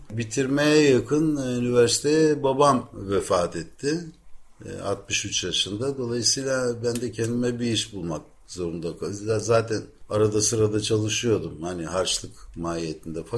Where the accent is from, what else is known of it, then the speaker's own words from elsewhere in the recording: Ankara, Turkey; moved away as an adult; now in Athens, Greece; Ben Ankara doğumluyum. 1955 Ankara doğumluyum. O, orada doğdum, orada büyüdüm. Orada yetiştim ilk orta lise. Ondan sonra Atina'ya gelmek zorunda kaldım.